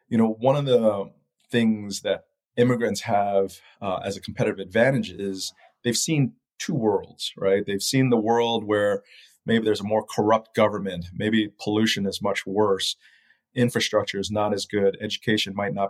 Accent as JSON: {"language": "English", "country": "Malaysia", "tie": "born or raised there", "also_born_or_lived": "Taiwan / Japan / Philippines", "moved": "yes", "lives_now": "United States", "said": "growing up in Malaysia, Taiwan, Japan, Philippines in the 80s and 70s really makes me appreciate what I have here today in the United States."}